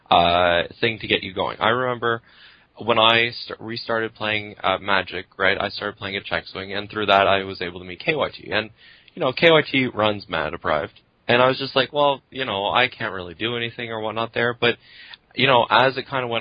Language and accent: English; Quebec, Canada; moved away; I grew up in Quebec